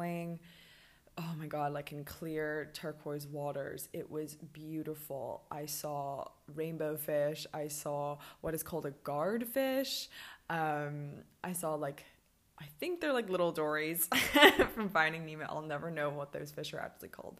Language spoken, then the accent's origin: English; Hong Kong; also born or lived in Birmingham, United Kingdom; now in Mexico; I grew up in Hong Kong on an island and I was by the water my whole life.